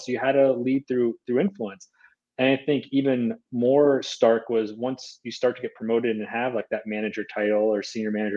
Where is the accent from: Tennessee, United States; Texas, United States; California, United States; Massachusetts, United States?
Massachusetts, United States; Boston; moved away; I'm originally from the Boston area